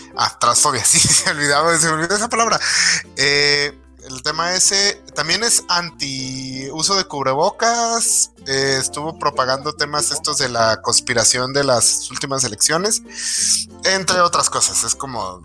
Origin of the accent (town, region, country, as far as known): Mexico